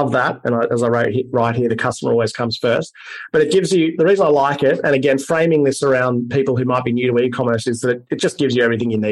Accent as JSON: {"language": "English", "country": "Australia"}